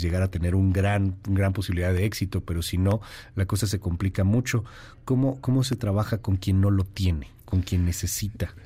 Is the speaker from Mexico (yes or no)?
yes; Mexico; Como mexicanos